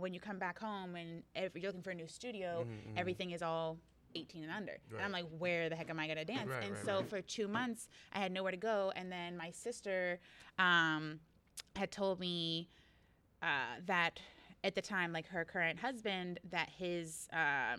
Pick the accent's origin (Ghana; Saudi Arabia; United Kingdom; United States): United States; Beaver Falls, Pennsylvania; moved away as an adult; now in Pittsburgh, United States; I came out here because I'm from Beaver Falls. Came out here about 4 years ago to live in the city